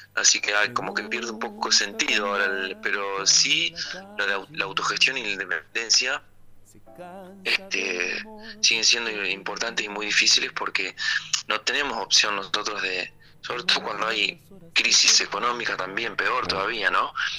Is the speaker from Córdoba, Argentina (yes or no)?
no; Pellegrini, Buenos Aires Province, Argentina; moved away as an adult; now in La Plata, Argentina; yo nací en Pellegrini, provincia de Buenos Aires, ahí cerquita de Trenquelauquen y Santa Rosa La Pampa